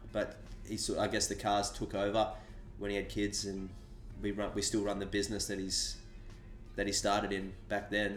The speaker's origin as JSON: {"language": "English", "town": "Sydney", "region": "New South Wales", "country": "Australia", "tie": "born or raised there", "said": "I was born on Sydney's northern beaches, uh-huh. uh, which is just on the north side of the Harbour Bridge."}